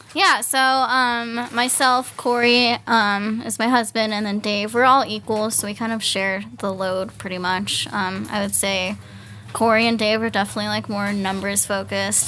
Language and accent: English; Fort Collins, Colorado, United States; moved away as an adult; also born or lived in Hawaii; I was actually born and raised in, uh, Fort Collins